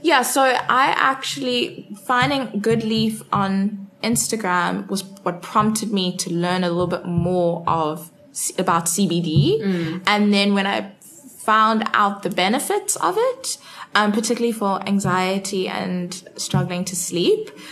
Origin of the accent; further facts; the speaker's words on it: Cape Town, Western Cape, South Africa; born and bred in Cape Town